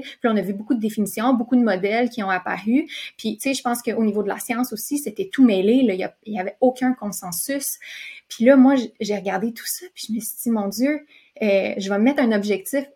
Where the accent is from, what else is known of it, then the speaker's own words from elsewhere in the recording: Quebec, Canada; also born or lived in California, United States; je viens de la Californie. Euh, puis mon père, lui, fait que, tu sais, j'ai déménagé au Québec quand j'étais jeune